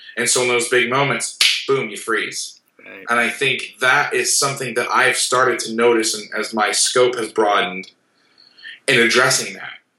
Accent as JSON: {"language": "English", "town": "Orlando", "region": "Florida", "country": "United States", "tie": "born or raised there", "said": "Growing up in Orlando"}